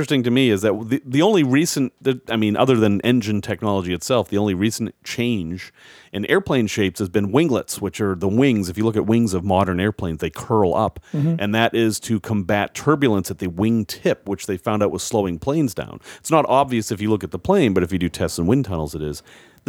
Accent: New England, United States; now in Chicago, United States; I'm originally from New England and I moved to Chicago and the definition of old has significantly changed.

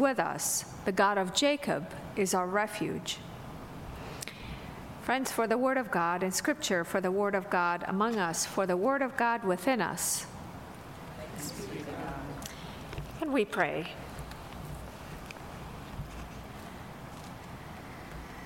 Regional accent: Damascus, Damascus Governorate, Syria; moved away; I grew up in Damascus, Syria, so it was a city of about 5 million people.

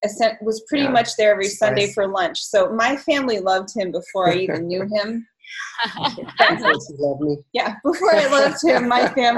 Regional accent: Germany; I loved growing up in Germany. I did feel at home here.

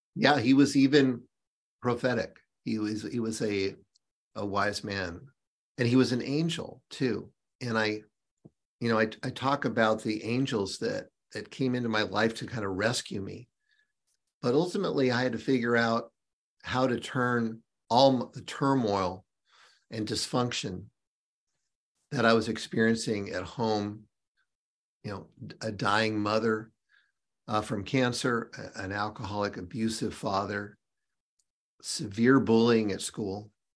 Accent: Seattle, Washington, United States; now in North Carolina, United States; born and raised in Seattle

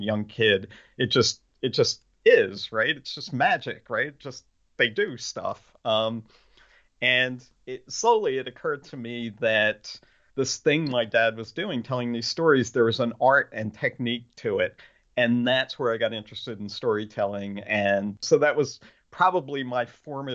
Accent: Pennsylvania, United States; I'm from Pennsylvania, which is the central hub of groundhog territory

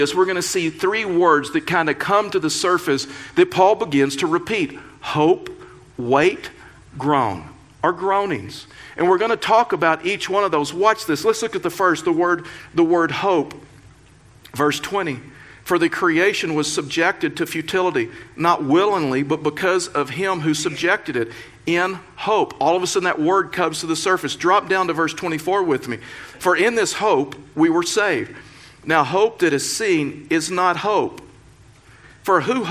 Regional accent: Texas, United States; now in Colorado, United States; I was raised in Texas.

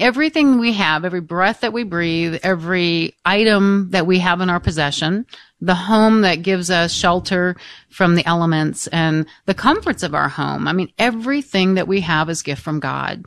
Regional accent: Michigan, United States; the parish that I was raised in in Free Michigan

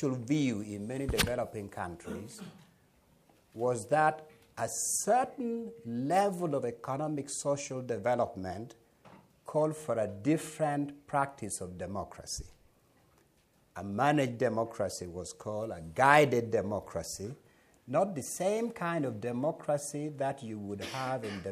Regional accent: Uganda; moved away; I was raised in Uganda, and my early education all the way to university was in Uganda

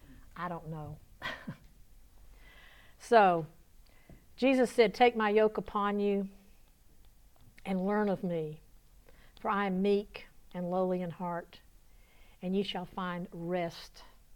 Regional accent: the South, United States; accent: southern; Elena, how bad did I southern my southern accent butcher your language?

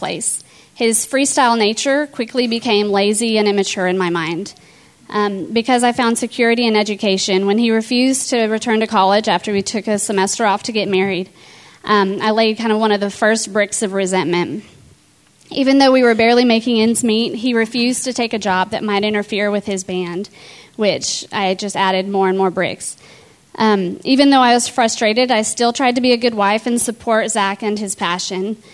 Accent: a little town north of here in Texas, United States; also born or lived in Denver, Colorado; I moved from Denver, Colorado, to a little town north of here in Texas when I was in third grade

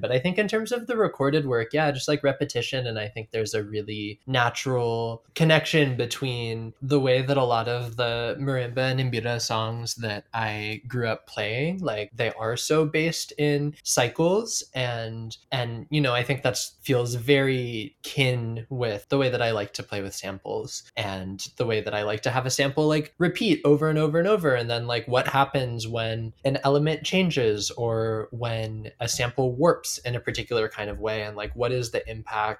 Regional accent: Seattle, Washington, United States; now in Oakland, United States; I grew up in Seattle.

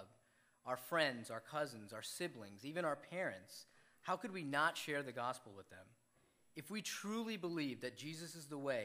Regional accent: Philadelphia, Pennsylvania, United States; moved away as an adult; also born or lived in New York; Northeast Philly, which happened to be just down the road from where I grew up. I grew up on Darlington Road, walking distance from here

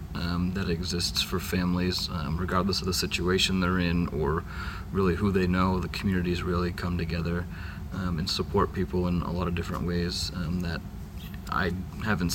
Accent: Vinalhaven, Maine, United States; I'm from Vinyl Haven, Maine

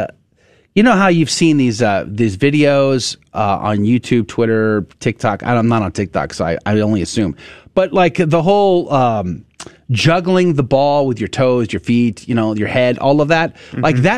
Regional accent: United States; as an American

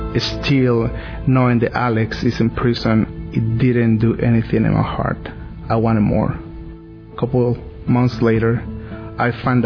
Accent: Mexico City, Mexico; English is a second language; As you can hear, I have an accent. I'm from Mexico City.

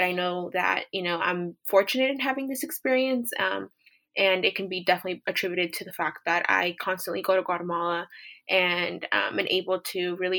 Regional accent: San Francisco, California, United States; I was born and raised in San Francisco, California, but my parents both immigrated separately in the early 90s amidst the Guatemalan Civil War.

